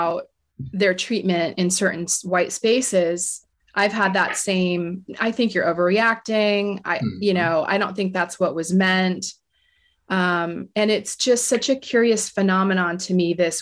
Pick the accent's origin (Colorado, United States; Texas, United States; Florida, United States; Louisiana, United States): Florida, United States; I grew up in Florida